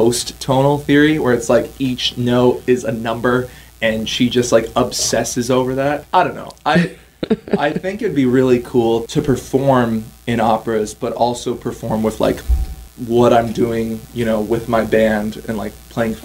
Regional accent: Stillwater, Minnesota, United States; also born or lived in Ontario, Canada; my hometown in Stillwater

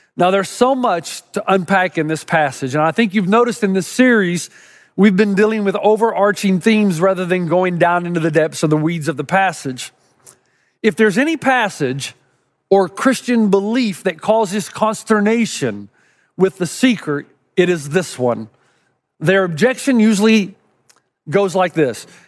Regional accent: Knoxville, Tennessee, United States; Growing up in East Tennessee

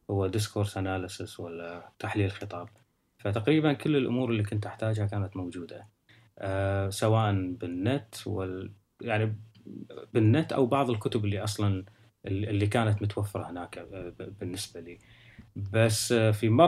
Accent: Kuwait; moved away; فكانت المساله معي من ال... من اول ما طلعت من الكويت.

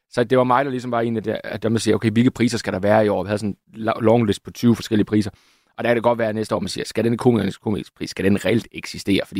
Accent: Jutland, Denmark; Og der er ikke noget værre, end at komme som jyde til København og få rettet alle dine ord.

